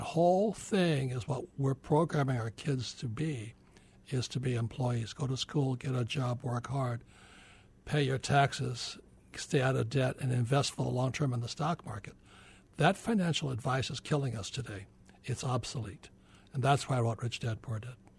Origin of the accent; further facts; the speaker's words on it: Hawaii, United States; I was born in Hawaii, I'm fourth generation Japanese American, and my poor dad was the head of education for the state of Hawaii